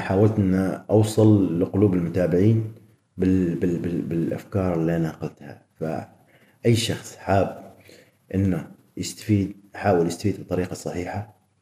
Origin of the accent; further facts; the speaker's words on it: Oman; احنا عمانيين